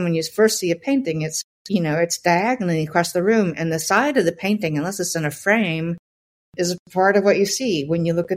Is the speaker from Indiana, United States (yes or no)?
yes; Southern Indiana, United States; I was born in Southern Indiana